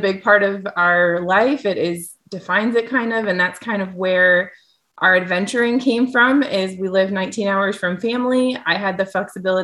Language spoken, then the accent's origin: English; Iowa, United States; moved away as an adult; also born or lived in Southwest Arkansas; now in Arkansas, United States; I'm from Iowa originally, but we currently live in Southwest Arkansas.